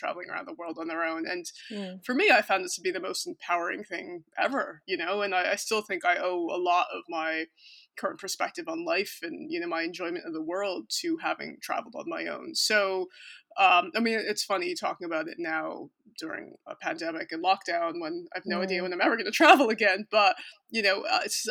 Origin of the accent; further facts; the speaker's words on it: United States; moved away as an adult; also born or lived in Cork; now in London, United Kingdom; I'm American